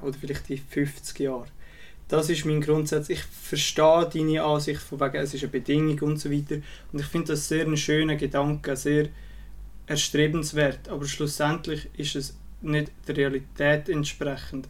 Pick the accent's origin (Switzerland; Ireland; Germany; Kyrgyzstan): Switzerland; bei uns in der Schweiz